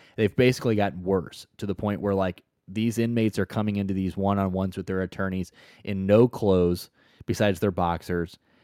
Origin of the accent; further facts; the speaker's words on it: St. Louis, Missouri, United States; I'm from Saint Louis